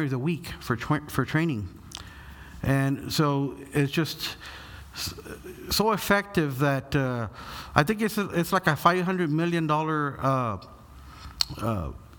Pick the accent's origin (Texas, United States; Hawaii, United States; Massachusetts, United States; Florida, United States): Texas, United States; Corpus Christi; also born or lived in Brooklyn, New York; now in Kansas City, United States; I'm originally lived from Corpus Christi, Texas, South Texas